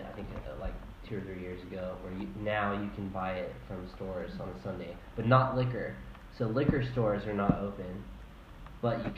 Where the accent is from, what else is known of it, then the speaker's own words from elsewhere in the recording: South Carolina, United States; in South Carolina, it's like by county. So the county of my hometown changed the law